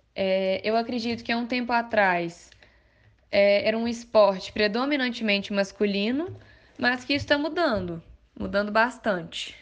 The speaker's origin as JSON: {"language": "Portuguese", "town": "Mariana", "region": "Minas Gerais", "country": "Brazil", "said": "Minha primeira prova foi lá na cidade mesmo. Sou de Mariana"}